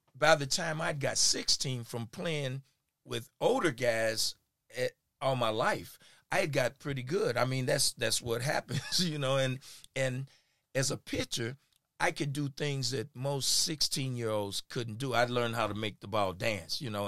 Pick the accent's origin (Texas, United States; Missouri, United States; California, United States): Missouri, United States; Kansas City; I'm from here in Kansas City. I born and raised here. Went to Lincoln High School.